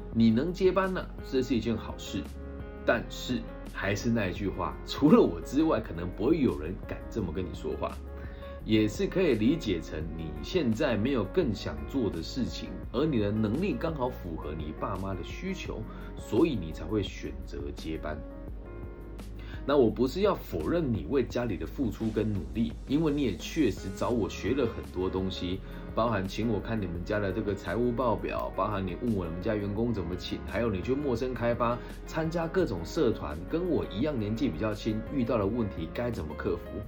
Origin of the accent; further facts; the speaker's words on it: Taiwan; 身为土生土长的台湾男孩